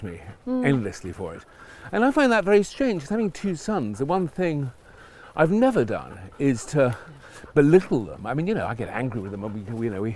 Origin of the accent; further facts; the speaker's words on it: London, United Kingdom; I was brought up in North London, in Stanmore.